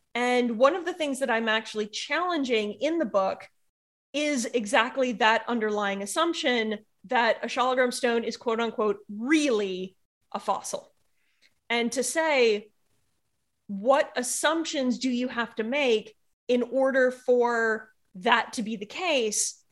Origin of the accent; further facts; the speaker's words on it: United States; being an American